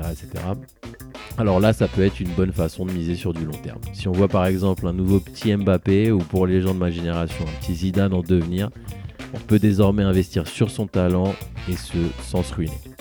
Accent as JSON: {"language": "French", "country": "France", "said": "chez nous en France"}